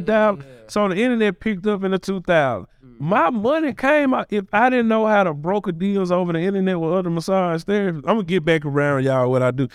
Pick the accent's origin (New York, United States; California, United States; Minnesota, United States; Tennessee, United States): Tennessee, United States; Memphis; born and raised in Orange Mountain, Bethel Grove area. Uh, went to Bethel Grove Elementary, went to Sherwood